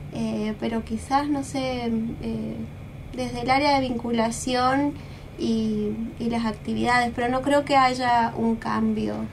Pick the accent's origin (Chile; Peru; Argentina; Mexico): Argentina; Jujuy; moved away; yo no soy de acá, soy de Jujuy